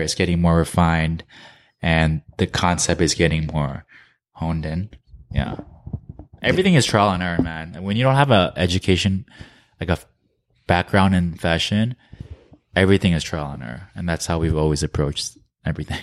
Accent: New Jersey, United States; moved away as an adult; also born or lived in New York / Korea; we're from New Jersey

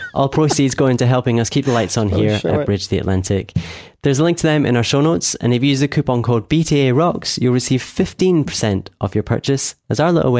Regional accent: Scotland, United Kingdom; … from Scotland

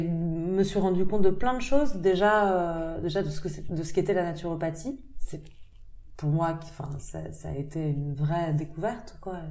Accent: Paris, Île-de-France, France; moved away; also born or lived in United States; j'ai grandi à Paris, j'ai passé quelques années dans le sud de la France, mais, mais j'ai grandi à Paris et puis je suis partie aux États-Unis un peu plus tard

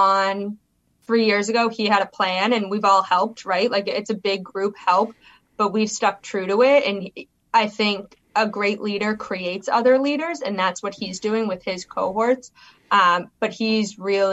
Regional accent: Boston, Massachusetts, United States; moved away; I'm from Boston, born and raised

